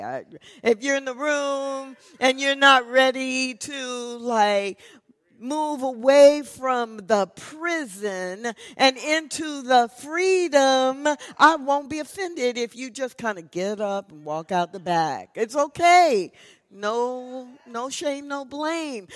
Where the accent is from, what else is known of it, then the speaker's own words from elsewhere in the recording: Missouri, United States; now in Texas, United States; I grew up in Missouri